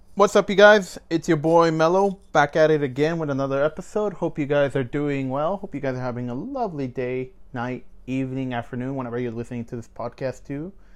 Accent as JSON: {"language": "English", "country": "Mexico", "moved": "yes", "said": "I'm a Latino. I'm, I'm, I'm from Mexico and stuff. Like, my whole family is from Mexico."}